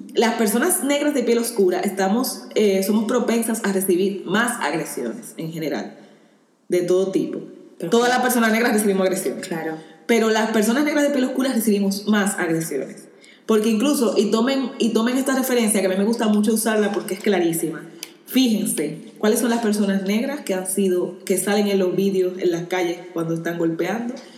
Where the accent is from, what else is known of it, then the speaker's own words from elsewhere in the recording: Dominican Republic; moved away; yo en mi país sí soy negra